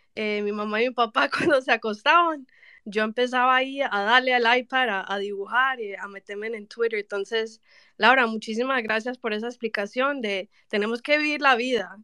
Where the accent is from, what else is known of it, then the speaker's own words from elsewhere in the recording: Miami, Florida, United States; accent: paisa; yo nací en Miami, voy a ser clara, ok, soy, soy gringa, pero en el corazón soy paisa